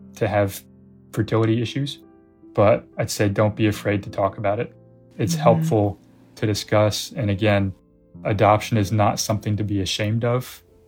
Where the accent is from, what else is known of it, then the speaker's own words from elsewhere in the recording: United States; we're American